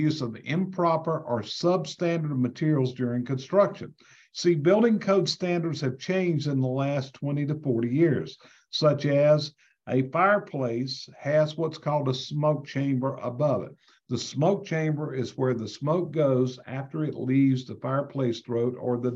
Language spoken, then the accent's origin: English; North Carolina, United States; I'm from North Carolina